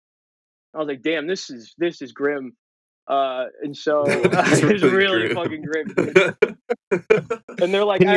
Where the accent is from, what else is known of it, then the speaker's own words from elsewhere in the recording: Cincinnati, Ohio, United States; moved away as an adult; now in Los Angeles, United States; Born and raised, went to school out there